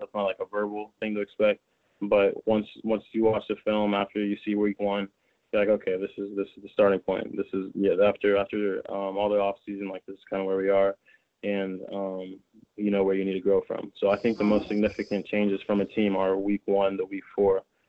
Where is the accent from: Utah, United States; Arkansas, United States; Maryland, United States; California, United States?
California, United States; also born or lived in Connecticut, United States; Then I moved to California when I was 7. I was raised here